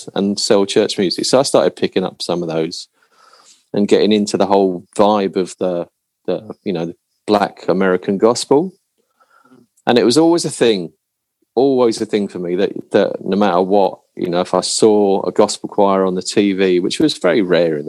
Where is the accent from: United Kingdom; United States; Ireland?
United Kingdom; London; I grew up in South London